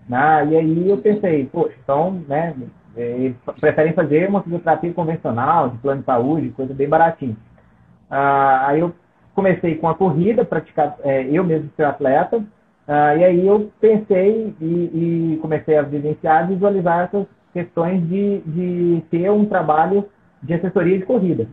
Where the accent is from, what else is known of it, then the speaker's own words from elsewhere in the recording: Nova Serrana, Minas Gerais, Brazil; Eu sou de Nova Serrana, é uma cidade do interior de Minas.